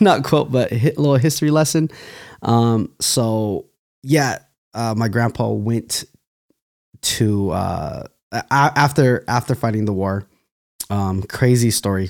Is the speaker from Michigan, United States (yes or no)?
no; Fresno, California, United States; I'm actually from Fresno, California